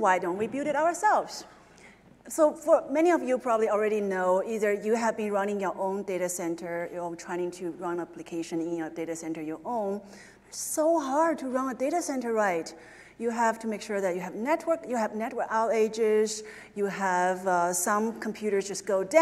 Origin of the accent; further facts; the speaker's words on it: China; moved away; I grew up in China